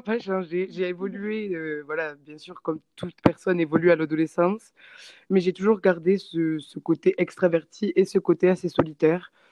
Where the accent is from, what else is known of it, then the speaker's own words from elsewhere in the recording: Castres, Occitania, France; moved away as an adult; now in New Zealand; je suis française et euh, j'ai toujours habité dans une petite ville dans le sud-ouest de la France qui s'appelle euh, Castres, donc juste à côté de Toulouse